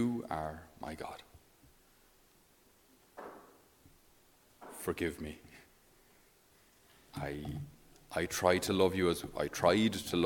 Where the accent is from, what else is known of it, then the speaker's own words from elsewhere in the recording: Ireland; we, being typically Irish